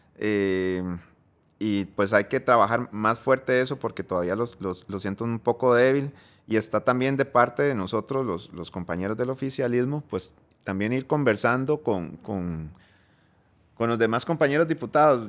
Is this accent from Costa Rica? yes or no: yes; Costa Rica; voy a hablar como costarricense